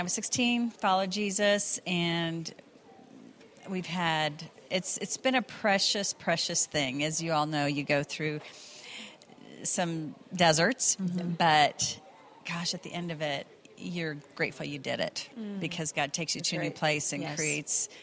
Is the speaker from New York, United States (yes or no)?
no; San Diego, California, United States; moved away as an adult; also born or lived in Sacramento, California; now in Atlanta, United States; I was born in Sacramento and raised in San Diego, and still have family there.